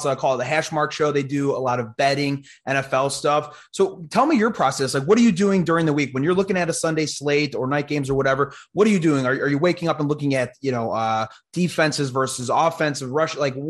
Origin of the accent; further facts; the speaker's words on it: Chicago, Illinois, United States; So I'm from Chicago. I'm born and raised in Chicago.